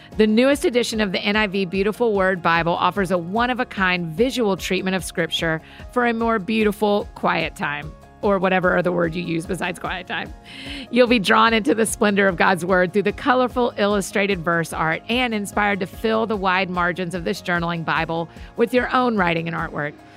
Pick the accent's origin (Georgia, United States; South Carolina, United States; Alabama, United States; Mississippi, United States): Georgia, United States; Atlanta; growing up in Atlanta